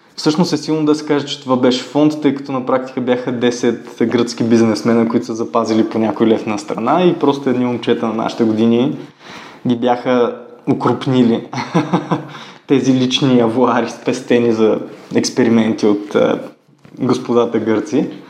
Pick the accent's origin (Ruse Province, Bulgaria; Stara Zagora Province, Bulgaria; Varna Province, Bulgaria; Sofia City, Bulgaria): Ruse Province, Bulgaria; Ruse; ходих по разни школи в Русе, откъдето съм родом